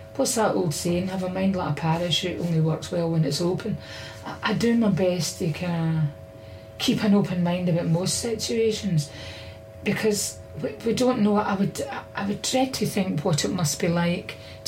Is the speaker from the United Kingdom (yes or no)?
yes; Glasgow, Scotland, United Kingdom; I was brought up in Easter House